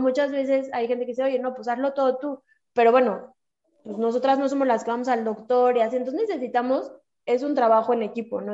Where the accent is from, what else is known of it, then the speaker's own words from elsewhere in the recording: Mexico; Somos mujeres mexicanas